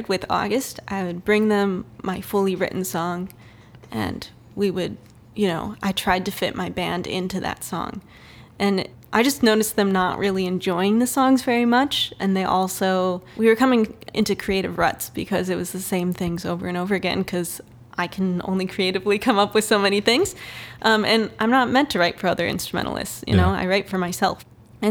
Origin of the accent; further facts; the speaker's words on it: Canton, Michigan, United States; moved away as an adult; also born or lived in Grand Rapids, Michigan; So I grew up in Canton, Michigan.